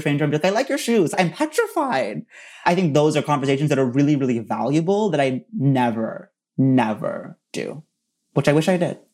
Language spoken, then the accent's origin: English; Princeton, New Jersey, United States; I'm from Princeton, New Jersey